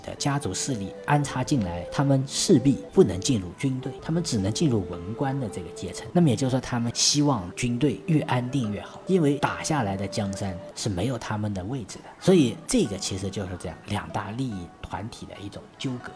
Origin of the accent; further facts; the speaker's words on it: China; 成为我们中国人的脊梁